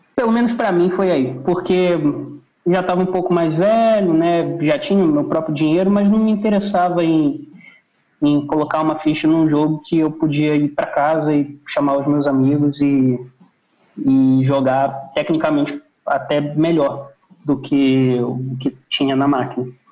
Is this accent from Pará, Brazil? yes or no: yes; Belém, Pará, Brazil; moved away; also born or lived in Rio de Janeiro / Fortaleza; eu nasci no Rio, mas eu me mudei com 4, 5 anos. Eu fui para Belém.